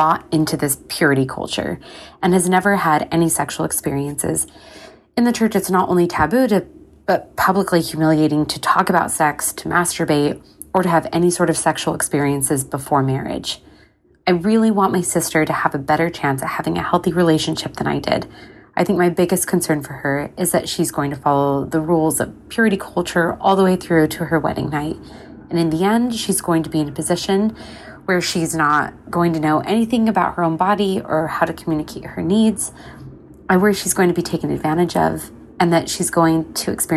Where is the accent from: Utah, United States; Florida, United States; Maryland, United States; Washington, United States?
Utah, United States; moved away; I am a lesbian woman from Utah. I luckily don't live there anymore, but as such, I was raised in the Mormon faith